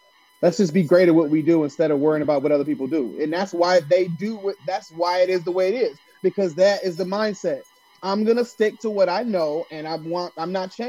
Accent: Detroit, Michigan, United States; I'm from Detroit

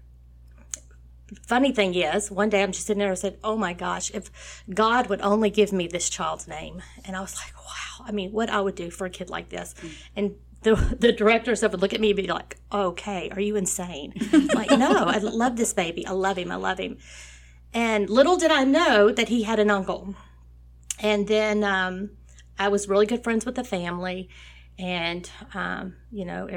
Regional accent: Nome, Texas, United States; I grew up in a very small community of 515 people called Nome, Texas

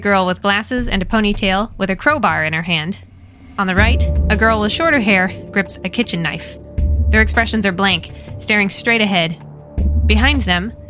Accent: United States; accent: American; my American accent

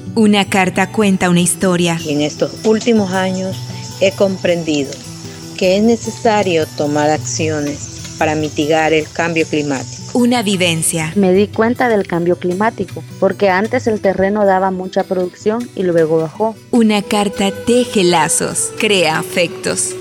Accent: La Unión, Zacapa, Guatemala; Soy originaria de la Unión Zacapa, Guatemala.

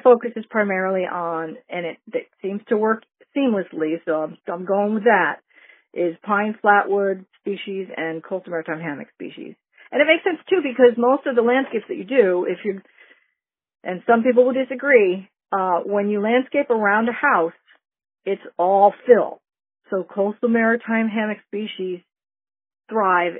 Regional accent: New England, United States; now in Lake Worth, United States; I grew up in New England

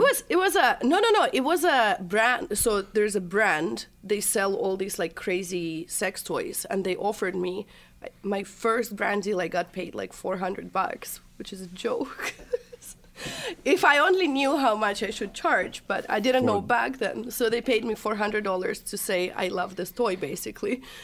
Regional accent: Chelyabinsk, Chelyabinsk Oblast, Russia; moved away; I was born and raised in Russia, Chelyabinsk.

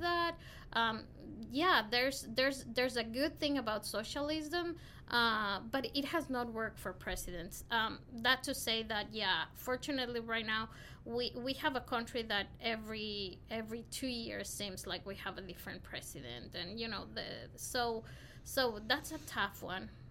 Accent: Quito, Pichincha, Ecuador; moved away as an adult; also born or lived in Tipton County, Tennessee; now in Memphis, United States; I'm from Ecuador, um, Quito, Ecuador, South America, the capital city of Ecuador

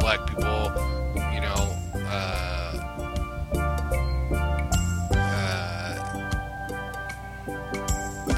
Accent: New York City, New York, United States; growing up in New York, around the city area

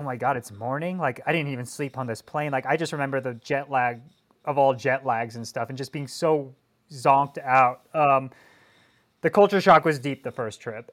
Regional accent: Colorado, United States; now in Northern California, United States; I was growing up in Colorado and I was winning races as a junior in the pro one twos

